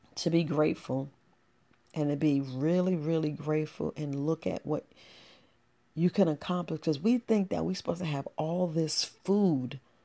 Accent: New York City, New York, United States; I grew up in the Boogie Down Bronx

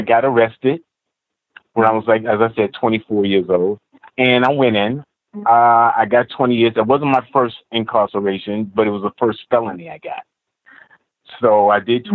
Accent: New York City, New York, United States; also born or lived in Nassau County; I grew up in Queens, Jamaica, Queens to be exact, until I was about about 18, 19

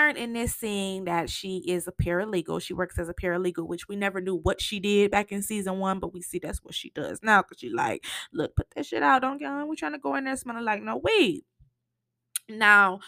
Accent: Flint, Michigan, United States; in Michigan, you know, I'm from Flint

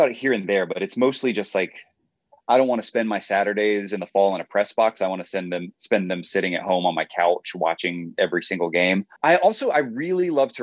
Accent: Atlanta, Georgia, United States; moved away as an adult; now in Nashville, United States; I was born here, but I grew up mostly in Atlanta

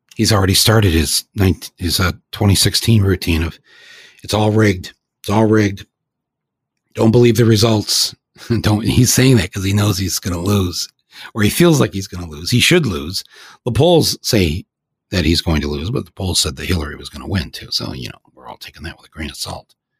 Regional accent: Flint, Michigan, United States; I come from Flint

